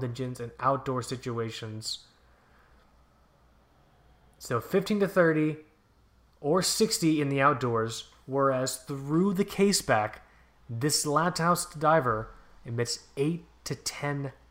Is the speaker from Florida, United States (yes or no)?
yes; Fort Lauderdale, Florida, United States; where I grew up in Fort Lauderdale